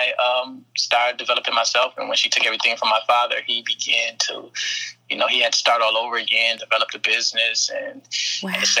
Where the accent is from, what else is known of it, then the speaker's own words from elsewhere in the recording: Flint, Michigan, United States; I was born in Park Villa, which is nicknamed Killer Villa. It's a project in Flint, Michigan. And I grew up in a tough environment